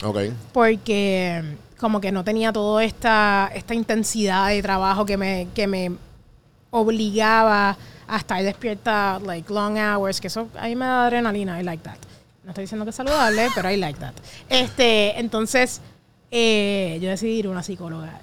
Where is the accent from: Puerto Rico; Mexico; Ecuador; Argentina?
Puerto Rico; como puertorriqueños